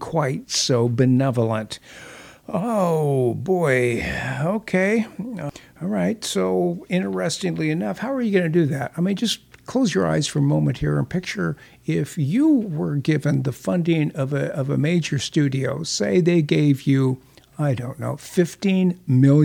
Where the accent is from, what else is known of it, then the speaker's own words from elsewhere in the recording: Southern California, United States; when I was growing up in Southern California